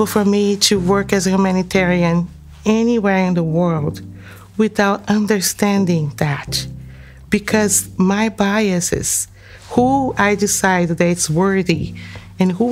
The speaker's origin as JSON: {"language": "English", "country": "Brazil", "tie": "born or raised there", "also_born_or_lived": "Guinea", "moved": "as an adult", "lives_now": "United States", "said": "I'm Brazilian, and I was born and raised in Brazil, and I've been living here in the United States for 13 years now"}